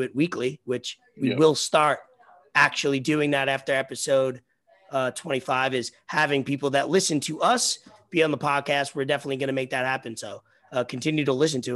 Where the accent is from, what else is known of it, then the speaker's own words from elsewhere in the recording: United States; We grew up in New York, New Jersey